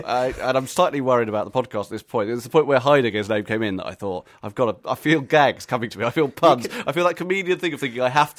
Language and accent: English; Pakistan; That's because I'm Pakistani.